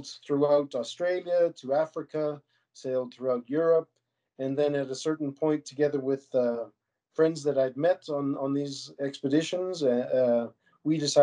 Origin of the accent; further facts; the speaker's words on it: Cheadle, Alberta, Canada; also born or lived in Calgary; Born and raised in Calgary, but at age 5 we moved out to Wheatland County, just outside of Cheadle, onto a mixed production